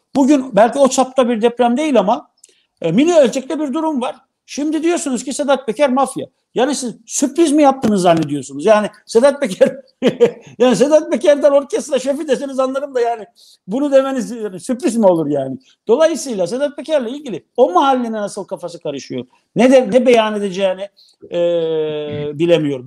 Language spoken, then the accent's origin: Turkish; Black Sea Region, Turkey